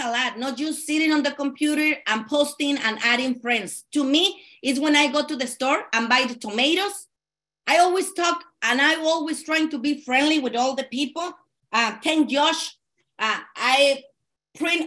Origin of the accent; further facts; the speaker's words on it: Mexico; English is a second language; also born or lived in California; now in Arizona, United States; And I'm from California, but actually I'm from Mexico